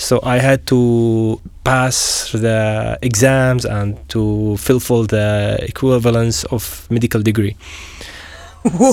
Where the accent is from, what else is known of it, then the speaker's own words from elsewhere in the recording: Syria; moved away as an adult; also born or lived in Ukraine / Canada; now in Slovakia; I'm from Syria